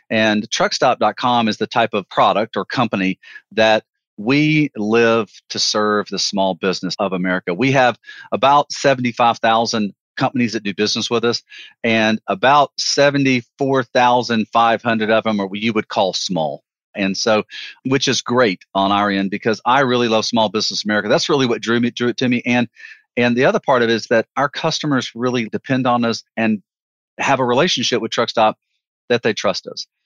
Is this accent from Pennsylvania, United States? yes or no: no; Alabama, United States; I'm a Southern guy, Joe. I'm a Southern guy.